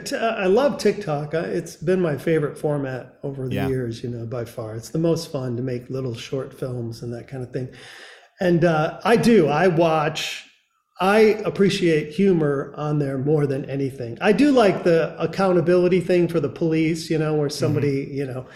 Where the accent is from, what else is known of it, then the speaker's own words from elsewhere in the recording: Grand Rapids, Michigan, United States; and I'm from Grand Rapids, and it's, you know, it's quite frankly, it's one of the best cities in the world as far as I'm concerned.